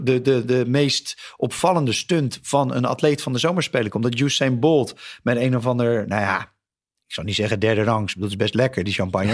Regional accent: Netherlands; als Nederlander

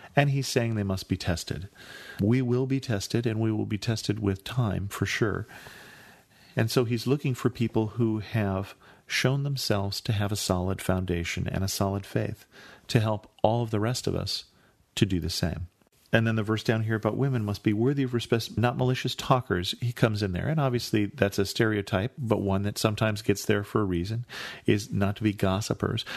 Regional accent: California, United States; I grew up in California

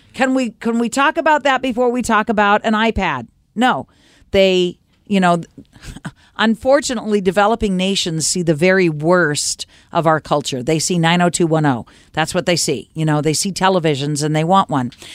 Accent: United States; also born or lived in Oregon / Washington / East Coast; growing up in America living in Oregon and Washington and, and the East Coast for a short time

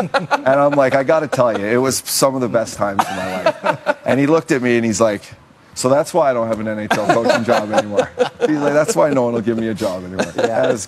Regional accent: Canada; Gretz was obviously the best player in the world and, an icon for all of us kids growing up in Canada.

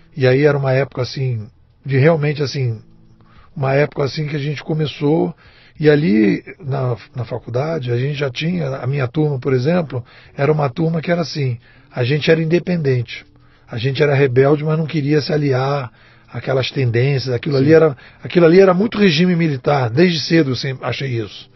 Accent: Rio de Janeiro, Brazil; Eu sou carioca de Botafogo, botafoguense

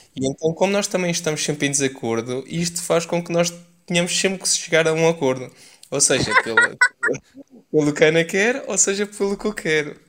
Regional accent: Leiria, Centro, Portugal; moved away as an adult; also born or lived in Paris; eu sou de Leiria

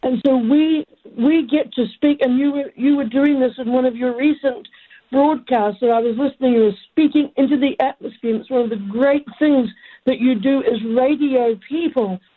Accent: New Zealand; now in United States; I'm an American citizen now, even though I'm a New Zealander by birth

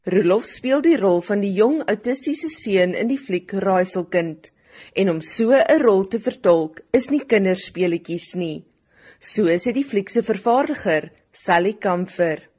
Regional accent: South Africa; ek het in die Kamenasi naby Johannesburg groot geword. Tot ek 12 jaar oud was het ek gedoog die wêreld stop op George

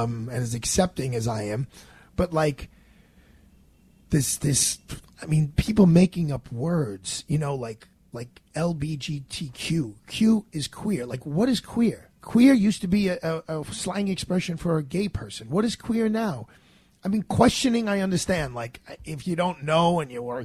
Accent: New York City, New York, United States; growing up in Bay Ridge, Brooklyn, there's such diversity. And I love the neighborhood I grew up in and I live in.

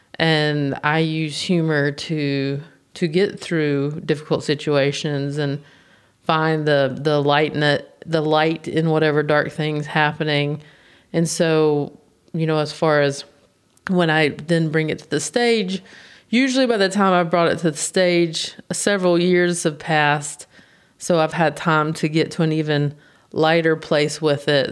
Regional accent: United States; I'm from the States

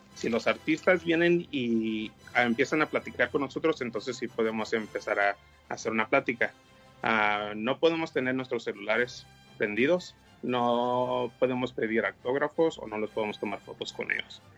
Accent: San Diego, California, United States; soy aquí de San Diego

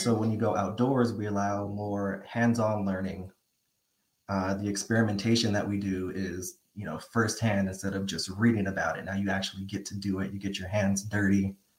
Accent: San Fernando Valley, California, United States; now in Portola, United States; I'm from California, San Fernando Valley. I found my way up to Portola, this Northern California area

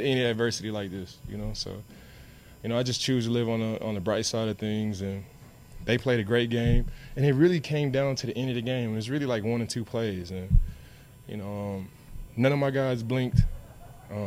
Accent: Dallas, Texas, United States; I'm from Dallas

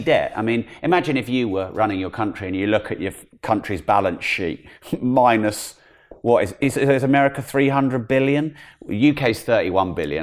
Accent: United Kingdom; as a Brit

